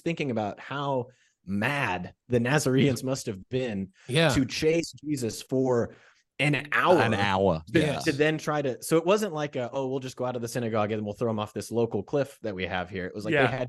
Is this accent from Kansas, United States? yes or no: yes; Kansas, United States; I'm from Kansas.